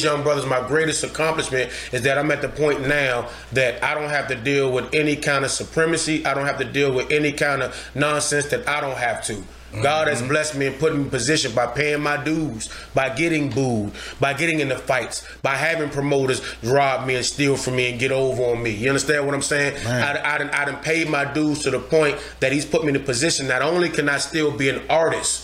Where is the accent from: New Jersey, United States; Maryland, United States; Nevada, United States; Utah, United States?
Maryland, United States; Landover; I'm from Landover, Maryland, Dodge Park. Okay. That's where I'm from.